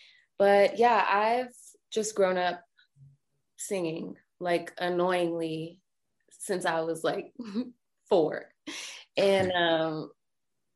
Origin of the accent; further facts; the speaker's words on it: Colorado Springs, Colorado, United States; now in Denver, United States; I moved from Colorado Springs, which is where I'm originally from, up to Denver